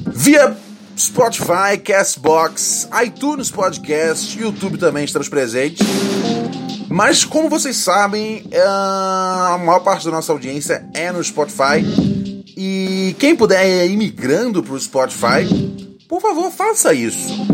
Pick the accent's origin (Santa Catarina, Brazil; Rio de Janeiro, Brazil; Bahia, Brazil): Rio de Janeiro, Brazil; moved away as an adult; eu sou o carioca menos carioca de todos, né? Porque eu já saí do Rio já tem já. Puta, oito anos já